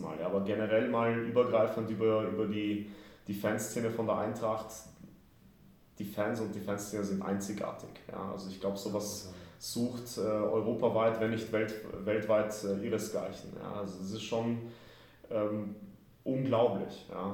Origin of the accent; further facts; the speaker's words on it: Vienna, Austria; moved away as an adult; also born or lived in Kraków, Poland; now in Frankfurt, Germany; Aber ich bin schon im Alter von zwei nach Wien gezogen mit der Familie damals habe da über 30 Jahre gelebt